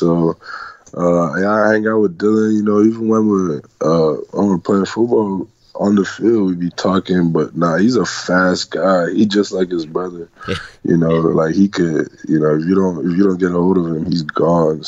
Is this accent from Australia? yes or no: no; Scotland, United Kingdom; now in Michigan, United States; I'm Scottish